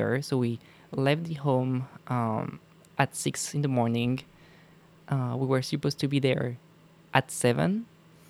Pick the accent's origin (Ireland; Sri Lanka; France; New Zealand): France; Mézenger, Pays de la Loire; my hometown is called Mézenger